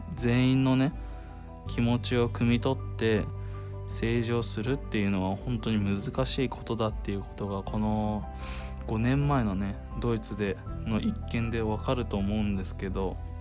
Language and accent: Japanese; Japan; moved away; 自分がもう日本っていう国に生まれて日本人としてこう世界にね足を踏み出して今いるわけなんですけども